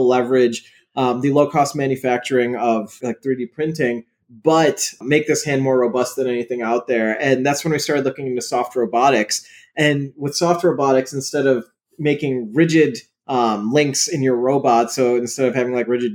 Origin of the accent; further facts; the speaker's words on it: Chicago suburbs, Illinois, United States; My parents are from Pakistan. I was born in the Chicago suburbs